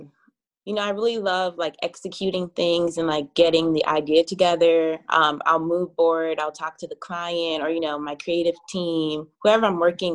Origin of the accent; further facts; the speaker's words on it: New York City, New York, United States; I'm from Brooklyn, New York. I reside in Flatbush area right now